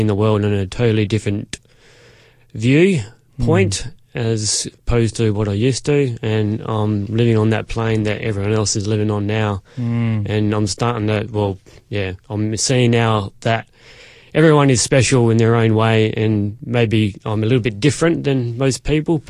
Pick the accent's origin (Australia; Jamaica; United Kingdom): Australia; Fairview Park, South Australia; also born or lived in Elizabeth, South Australia / Barossa Valley, South Australia; I was born in Elizabeth, lived there for a few years, moved to Fairview Park where I went to school.